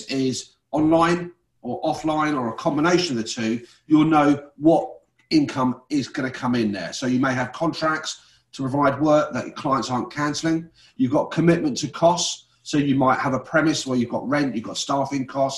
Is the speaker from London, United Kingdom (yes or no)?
yes; London, United Kingdom; moved away as an adult; now in Leicester, United Kingdom; I was born in London. I'm one of nine kids.